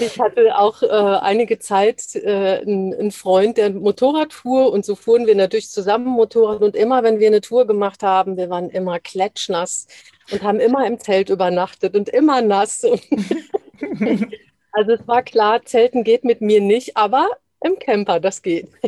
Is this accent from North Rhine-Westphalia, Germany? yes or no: yes; Dortmund, North Rhine-Westphalia, Germany; moved away; also born or lived in Hesse; ich bin im Ruhrgebiet aufgewachsen